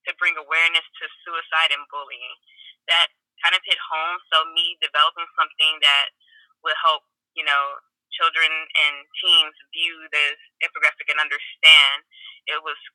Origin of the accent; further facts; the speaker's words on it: Gary, Indiana, United States; I'm from Gary, Indiana